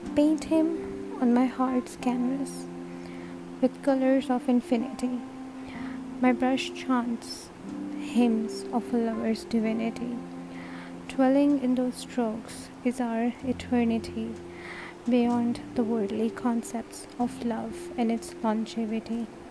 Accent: Turkey; I'm from Turkey.

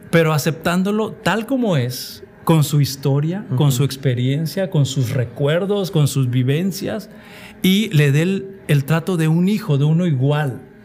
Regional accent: Mexico; como sociedad mexicana, como adventistas o como cristianos

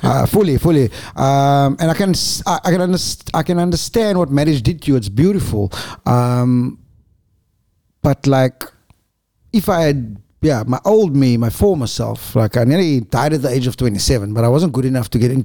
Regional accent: Cape Town, Western Cape, South Africa; I was born in Lentegele, Clock Tower, and then went to Eastridge, Westridge, and Sakagut. But when we grew up, mommy and daddy both had to go to work

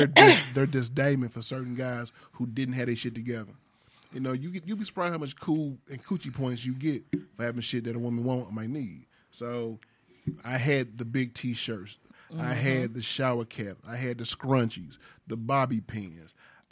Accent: Sacramento, California, United States; About 10 or 11 doing it with a young lady that I knew from Sacramento when I grew up in Sacramento.

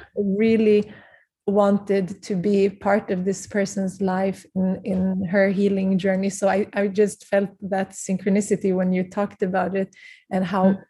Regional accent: Prague, Czechia; I was born in Prague because my parents had to leave very mm-hmm. early age from Kurdistan

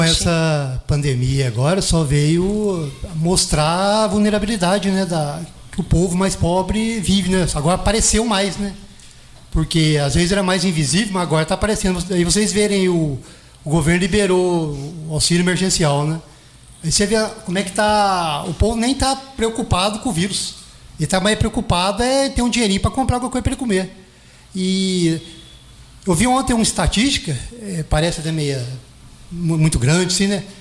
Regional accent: Itajubá, Minas Gerais, Brazil; also born or lived in Jambeiro; Eu fui nascido e criado na, na Vila Isabel

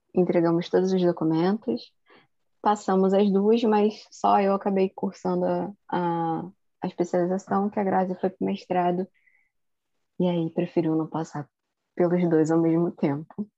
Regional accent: Rio de Janeiro, Brazil; sou de Campo Grande, zona oeste do Rio de Janeiro

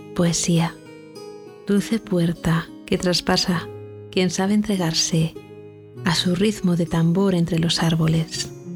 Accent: Castilla-La Mancha, Spain; mi tierra manchega

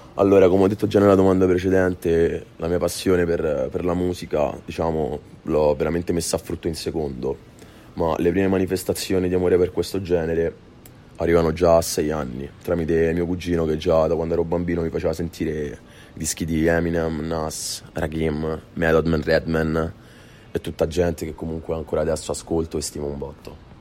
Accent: Rome, Lazio, Italy; vengo da Roma

